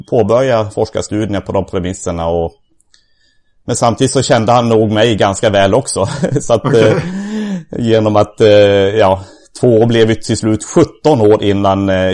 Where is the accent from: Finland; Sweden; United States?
Sweden; southern Sweden; Jag är uppvuxen i södra Sverige